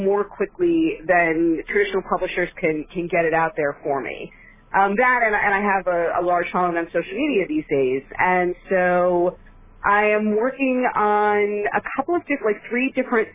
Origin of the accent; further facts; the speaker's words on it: Florida, United States; moved away as an adult; now in New York, United States; I did grow up in Florida, but I've been living up here